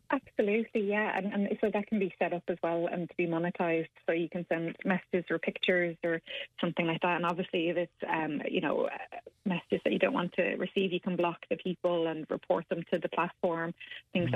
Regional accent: Ireland; us as Irish people

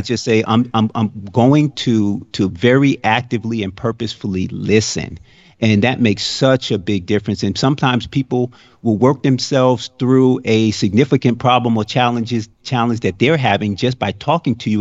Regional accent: New York, United States; now in Florida, United States; I grew up in New York

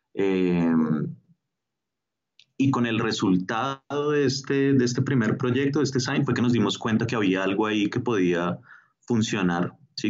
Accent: Bogotá, Colombia; also born or lived in Mexico; yo nací en México, eh, pero soy de familia colombiana y vivo desde muy pequeño acá en, Bogotá, entonces soy, soy bogotano, colombiano.

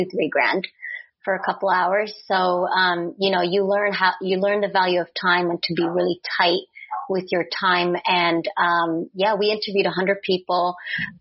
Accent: New York City, New York, United States; also born or lived in Czechoslovakia; growing up in New York City

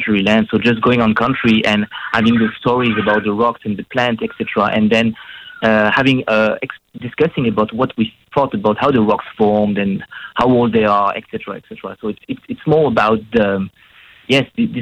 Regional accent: France; moved away as an adult; also born or lived in Western Australia; now in Australia; I'm from France

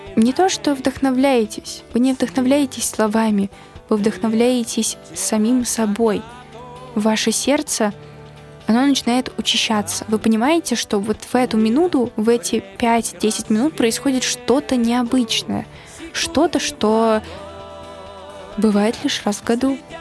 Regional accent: Ufa, Bashkortostan, Russia; moved away; в такой русской глубинке, в родном городе

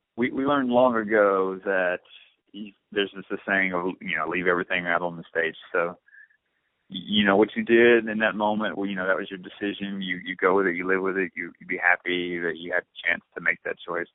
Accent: Blue Springs, Mississippi, United States; I'm from Blue Springs

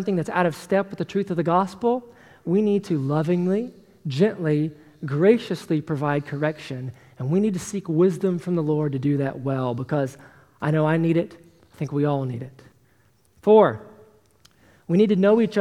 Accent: Tennessee, United States; I was born and raised in Tennessee, as you all know, and in the South, we have a tendency to be really nice

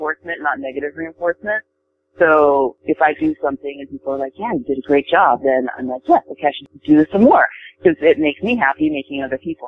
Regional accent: Japan; now in United States; I wasn't born and raised here in the States. I was born and raised in Japan

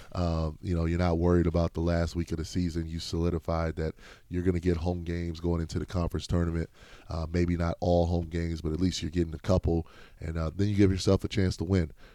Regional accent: Midwest, United States; moved away; I grew up in the Midwest

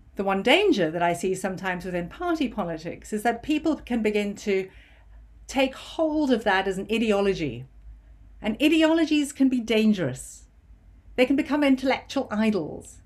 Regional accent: United Kingdom; as a Brit

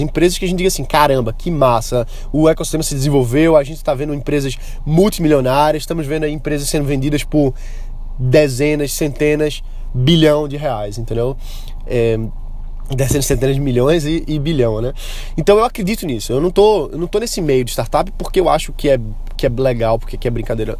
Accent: Brazil; o nosso potencial como brasileiros

